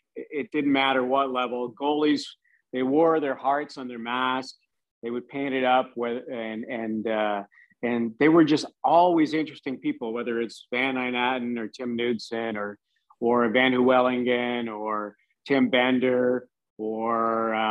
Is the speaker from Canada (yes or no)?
yes; Kitchener, Ontario, Canada; born or raised there; also born or lived in Timmins, Ontario